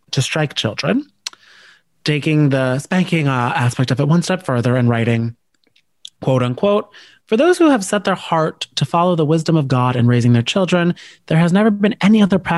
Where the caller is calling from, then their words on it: New Jersey, United States; let me tell you, I'm recording from Jersey.